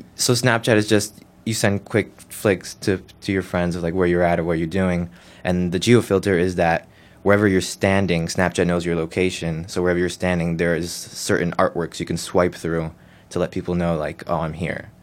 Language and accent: English; Newark, New Jersey, United States; I was born and raised in Newark, specifically the Ironbound section